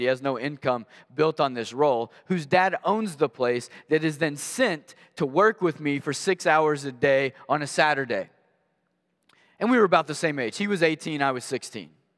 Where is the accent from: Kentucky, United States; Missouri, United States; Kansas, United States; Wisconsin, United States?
Kentucky, United States; Maysville; I grew up in Maysville, Kentucky